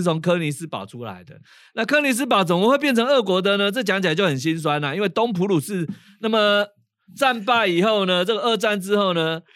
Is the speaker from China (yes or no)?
no; Taiwan; first language Taiwanese Hokkien; Chinese is a second language; 习惯母语是台语的人